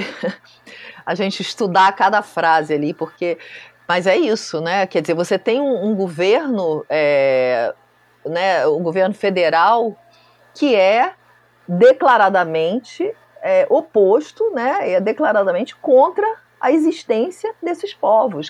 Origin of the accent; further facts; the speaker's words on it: Brazil; eu sou brasileira